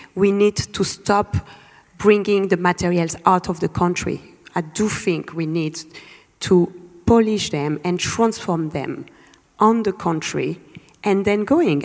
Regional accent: Lubumbashi, Haut-Katanga, DR Congo; moved away; I was born in Lubumbashi

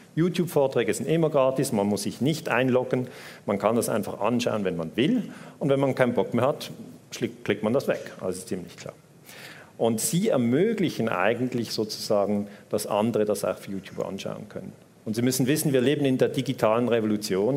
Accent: Switzerland; accent: Swiss; Ich bin Schweizer, hört man am Akzent

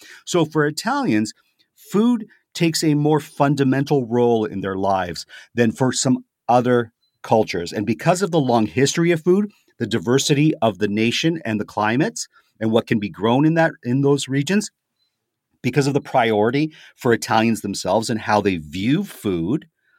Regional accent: Canada; And I'm going to equate that to myself as a Canadian, right?

